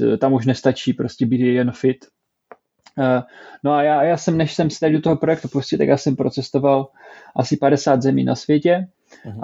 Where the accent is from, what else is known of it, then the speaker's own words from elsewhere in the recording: Czechia; moved away as an adult; now in Stockholm, Sweden; jsem taká rozdělená, rozdvojená osobnost, že jsem pořád Čech, ale zároveň teďka už i Švéd